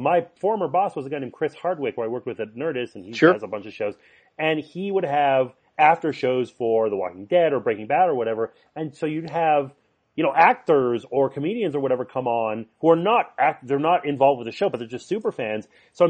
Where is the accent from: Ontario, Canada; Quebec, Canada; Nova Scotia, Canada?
Quebec, Canada; Montreal; Hockey, well, I grew up in Montreal. That's saturated.